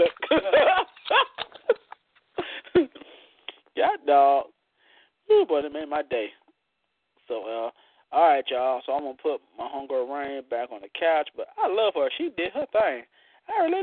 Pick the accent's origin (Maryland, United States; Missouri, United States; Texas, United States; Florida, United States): Florida, United States; My home state, Florida